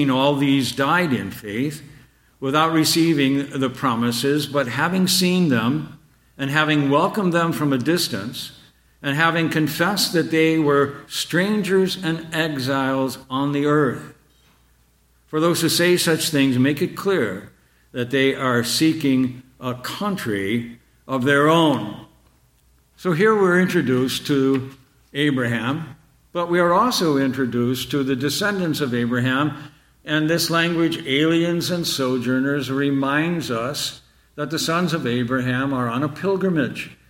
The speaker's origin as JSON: {"language": "English", "country": "Canada", "tie": "born there", "said": "my parents immigrated from Ireland. And I was born in Canada. And all of my youth, I was very much aware that my parents were aliens and strangers"}